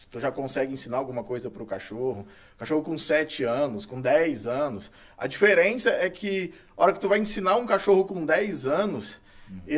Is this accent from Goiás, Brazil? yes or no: yes; Itumbiara, Goiás, Brazil; Sou goiano. Eu é nasci, eu sou goiano, nasci em Itumbiara.